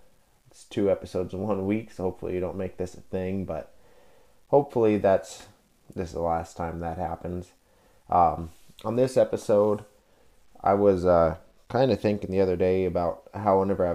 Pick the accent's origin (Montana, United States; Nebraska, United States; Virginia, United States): Montana, United States; Scobey; also born or lived in South Dakota; I'm originally from South Dakota. We moved up to the Scobey, Montana area when I was between third and fourth grade. Went there all the way through graduation.